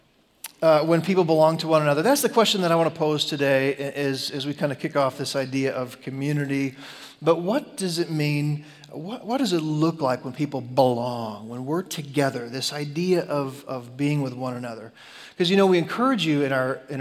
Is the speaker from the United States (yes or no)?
yes; Chicago, Illinois, United States; I grew up in Chicago